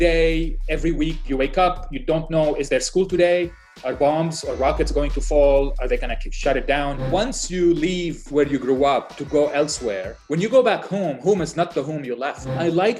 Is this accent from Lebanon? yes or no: yes; Lebanon; moved away as an adult; also born or lived in United States / North Dakota / Washington, D.C. / Philadelphia; now in Doha, Qatar; I was born in Lebanon, right before the war started, so in the early 70s. I grew up in Lebanon during the war